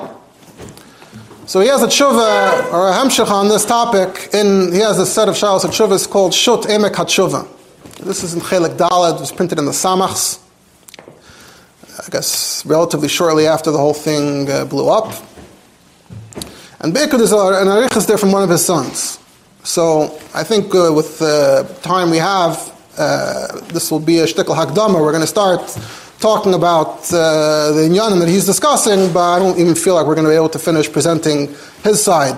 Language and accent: English; New York City, New York, United States; I grew up in Borough Park